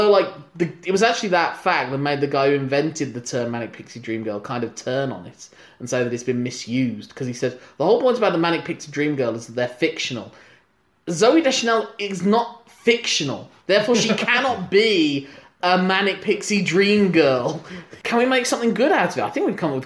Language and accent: English; United Kingdom; as a British citizen